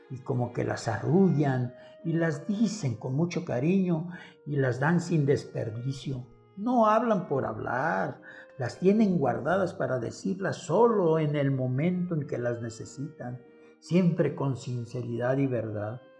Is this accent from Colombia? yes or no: no; Colima, Mexico; yo de la ciudad de Colima me regresaba a mi pueblo al que añoraba, ya que ahí se encontraban mis amigos de los años anteriores de mi escuela primaria rural federal, Agustín Melgar.